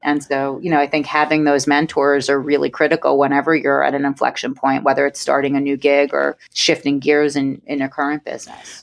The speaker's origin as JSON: {"language": "English", "region": "New York", "country": "United States", "tie": "born or raised there", "accent": "New York", "said": "born and bred in New York, and I've been accused of sounding like Fran Drescher"}